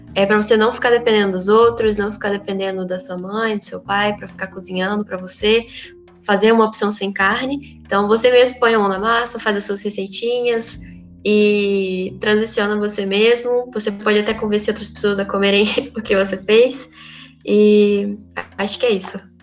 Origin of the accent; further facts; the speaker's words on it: Minas Gerais, Brazil; sou mineira